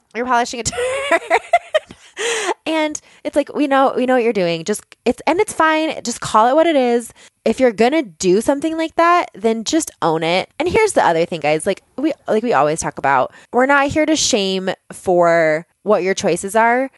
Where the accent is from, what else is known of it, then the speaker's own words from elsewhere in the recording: Boulder, Colorado, United States; also born or lived in Longmont, Colorado; I live in Longmont, Colorado, and I grew up in Boulder, which is just a hop, skip, and a jump away from Longmont.